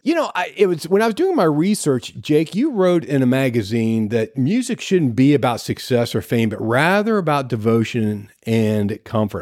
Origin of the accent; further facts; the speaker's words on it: Ohio, United States; moved away; We're originally from the Ohio area